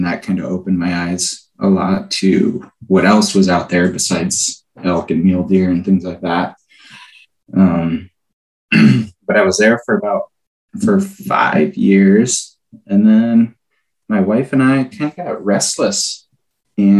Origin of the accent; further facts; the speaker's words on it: Iowa, United States; moved away as an adult; now in Alaska, United States; I actually grew up in Iowa there, not too far north of you